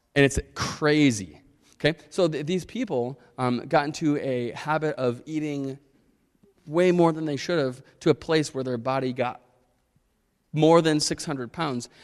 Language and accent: English; Chicago, Illinois, United States; I grew up in Chicago.